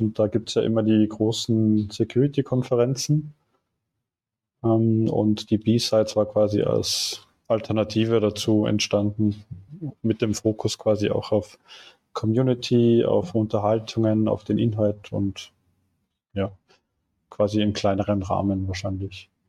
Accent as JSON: {"language": "German", "country": "Austria", "moved": "as an adult", "lives_now": "Munich, Germany", "said": "Ich äh, komme eigentlich aus Österreich und mich hat es irgendwann nach dem Studium nach München verschlagen"}